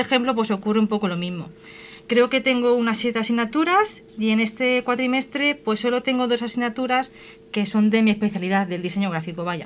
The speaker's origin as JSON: {"language": "Spanish", "town": "Colmenar de Oreja", "region": "Community of Madrid", "country": "Spain", "said": "soy de Comer de Oreja"}